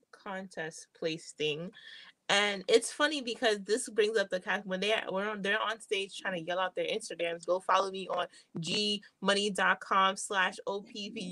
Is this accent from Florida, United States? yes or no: no; New York, United States; now in Pennsylvania, United States; I'm from New York. I, I live in Pennsylvania now.